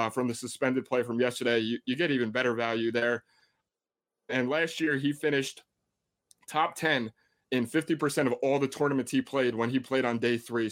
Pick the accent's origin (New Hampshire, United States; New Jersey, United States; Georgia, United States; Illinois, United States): New Jersey, United States; I am from Jersey